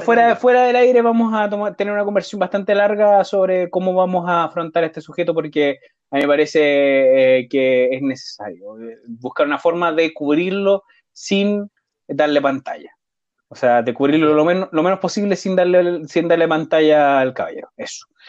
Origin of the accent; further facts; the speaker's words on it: Chile; nosotros como chilenos